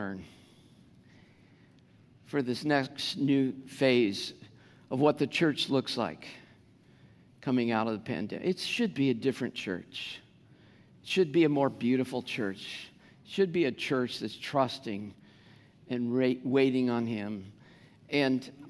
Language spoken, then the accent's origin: English; United States; first language English; I'm an American